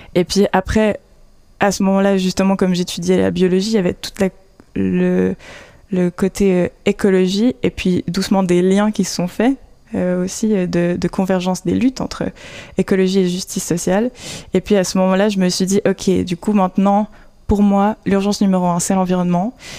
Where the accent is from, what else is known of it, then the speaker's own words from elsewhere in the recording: Vaud, Switzerland; moved away as an adult; also born or lived in Geneva; now in Fribourg, Switzerland; à la base je viens du canton de Vaud